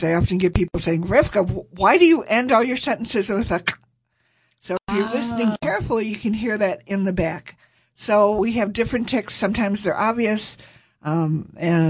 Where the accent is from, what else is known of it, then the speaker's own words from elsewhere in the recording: Farmington, Michigan, United States; also born or lived in Detroit, Michigan; now in Equinox, United States; originally I was born in Detroit. And when I was about 6 or 7, we ended up moving out to Farmington, which was very rural then